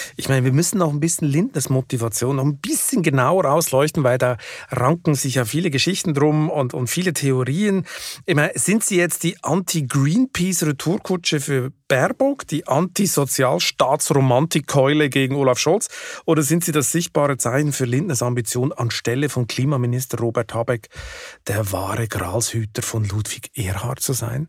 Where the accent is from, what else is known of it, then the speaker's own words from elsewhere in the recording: Switzerland; als Schweizer geübt in der direkten Demokratie